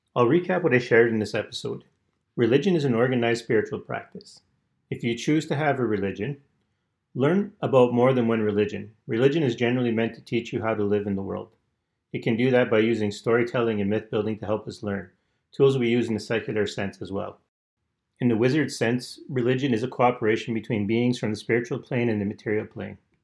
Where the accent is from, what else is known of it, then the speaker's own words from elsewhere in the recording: Canada; I'm Canadian